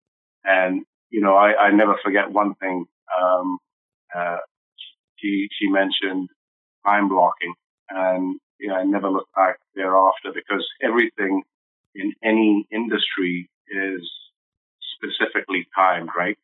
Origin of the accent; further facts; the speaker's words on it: London, United Kingdom; moved away; also born or lived in Nairobi, Kenya / Aldergrove; Grew up in East London, went to high school there